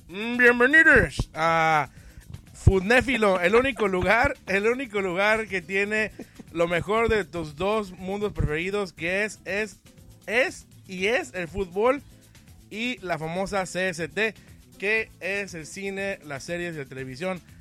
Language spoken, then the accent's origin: Spanish; Mexico; así somos los mexicanos